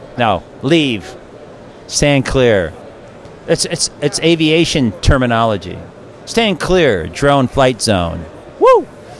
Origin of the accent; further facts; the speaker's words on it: Detroit, Michigan, United States; I'm from the Midwest.